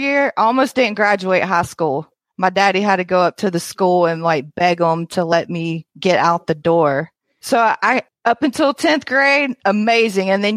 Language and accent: English; Mississippi, United States; moved away as an adult; now in Florida, United States; I grew up out in the boondocks of Mississippi. I'm a redneck from Mississippi.